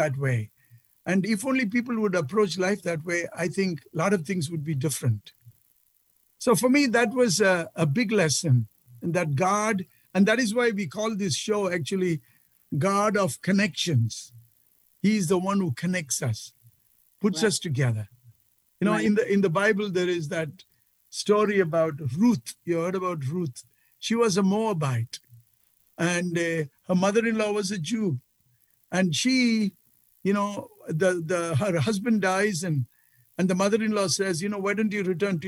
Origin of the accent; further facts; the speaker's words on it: India; moved away; as a boy growing up in India